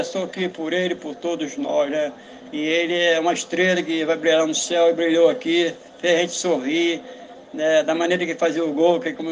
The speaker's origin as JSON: {"language": "Portuguese", "region": "Goiás", "country": "Brazil", "said": "meu padrasto também é carioca, eu sou de Goiás."}